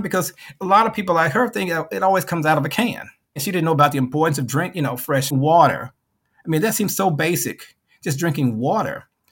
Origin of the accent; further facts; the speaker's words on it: Memphis, Tennessee, United States; moved away as an adult; also born or lived in Chicago / Clearwater, Florida; I went back to Memphis, my hometown